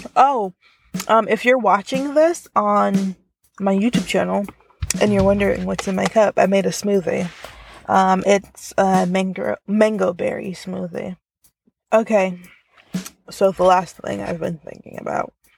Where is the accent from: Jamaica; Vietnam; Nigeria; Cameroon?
Jamaica; I'm Jamaican